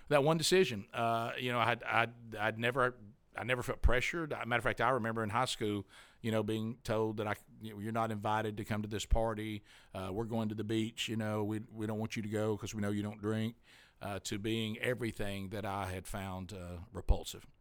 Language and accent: English; Alabama, United States; I'm from Alabama